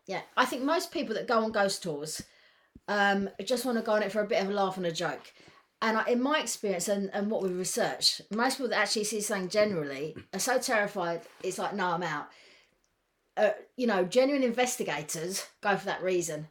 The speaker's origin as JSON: {"language": "English", "region": "England", "country": "United Kingdom", "said": "we're English"}